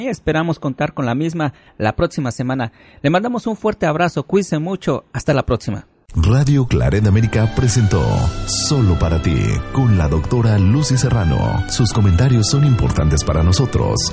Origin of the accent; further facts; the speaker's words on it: Ecuador; mi problema es que soy de Ecuador.